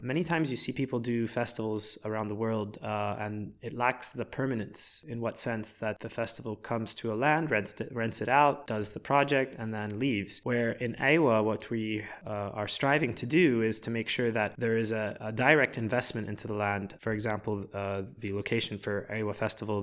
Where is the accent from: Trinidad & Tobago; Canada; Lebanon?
Lebanon; my father is Lebanese and I was born in Lebanon